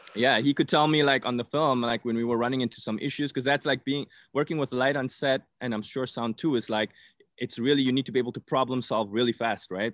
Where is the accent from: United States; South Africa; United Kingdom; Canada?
South Africa; moved away; I'm originally from South Africa